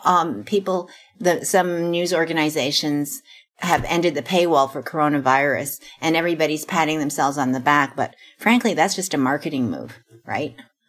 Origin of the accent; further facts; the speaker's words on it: Montreal, Quebec, Canada; born there; I try to get away with saying, well, I was born in Montreal, and then I hope they don't ask a follow-up